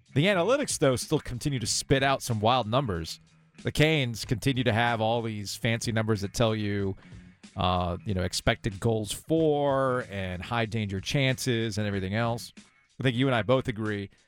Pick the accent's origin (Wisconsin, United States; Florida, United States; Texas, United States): Florida, United States; Boca Raton; Growing up in Boca Raton